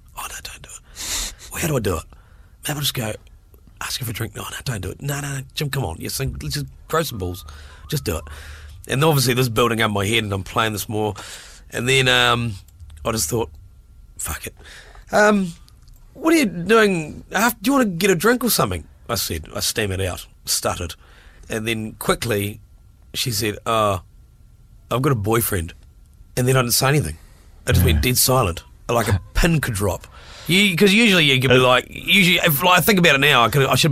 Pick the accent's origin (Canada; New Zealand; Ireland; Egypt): New Zealand; Invercargill, Southland; Invervegas. That's my neck of the woods as well